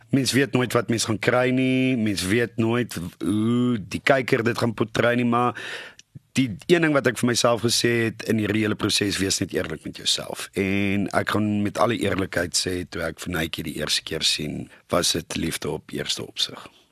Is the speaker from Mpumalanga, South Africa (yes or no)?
yes; Nelspruit, Mpumalanga, South Africa; moved away; in Nelspruit my ou tuiste te wys van waar ek vandaan kom